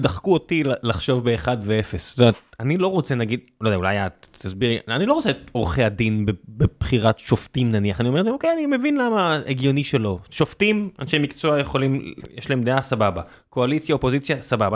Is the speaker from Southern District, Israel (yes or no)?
yes; Beersheba, Southern District, Israel; moved away; גדלתי בבאר שבע